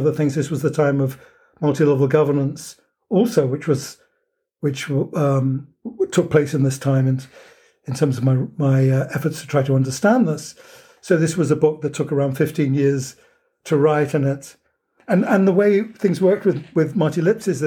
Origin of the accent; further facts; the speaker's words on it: United Kingdom; moved away as an adult; now in United States; as a Brit coming to the United States